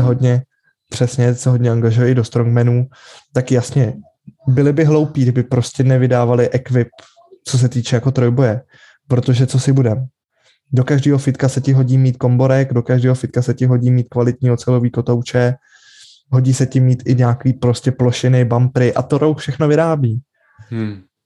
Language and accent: Czech; Czechia; u nás v Čechách